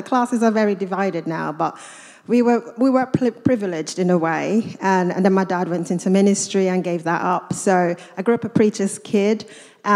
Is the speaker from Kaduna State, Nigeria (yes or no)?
yes; Kaduna, Kaduna State, Nigeria; also born or lived in Katsina, Nigeria / United States; now in Luton, United Kingdom; I'm Nigerian. I grew up in a city called Kaduna in northern Nigeria.